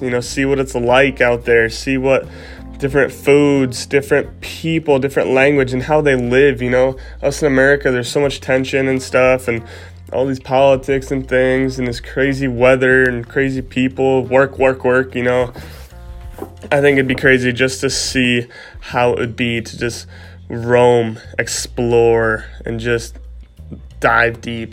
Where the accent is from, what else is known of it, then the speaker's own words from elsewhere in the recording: Iowa, United States; sitting in my house in my hometown, and just flipping stuff from my house and not having too much to see um, here in Iowa